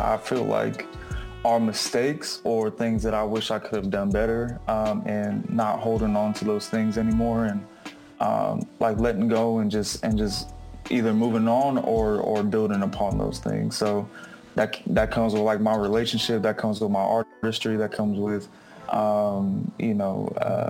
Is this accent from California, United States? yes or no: yes; Sacramento, California, United States; now in Oakland, United States; I'm based out of Oakland. I'm originally from Sacramento, born and raised.